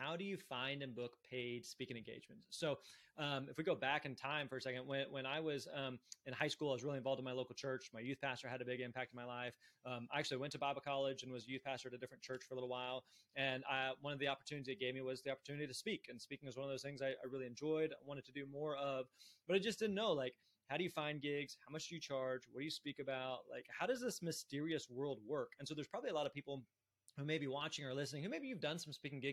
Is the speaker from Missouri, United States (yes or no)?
yes; Springfield, Missouri, United States; I grew up in Springfield, Missouri, Southwest Missouri.